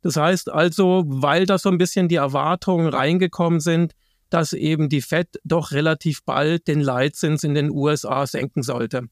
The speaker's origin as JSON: {"language": "German", "country": "Germany", "said": "bei uns in Deutschland"}